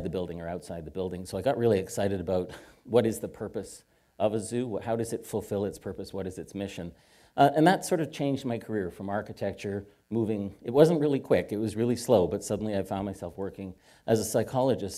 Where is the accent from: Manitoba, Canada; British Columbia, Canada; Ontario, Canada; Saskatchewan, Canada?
Ontario, Canada; Hamilton; I am Canadian. I was born just south of the California border, officially. In a place called Hamilton, Ontario